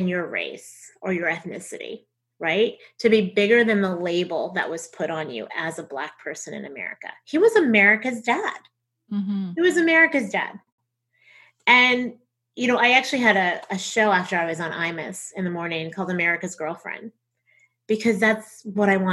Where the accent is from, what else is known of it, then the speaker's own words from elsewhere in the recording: the South, United States; accent: Southern; my Southern accent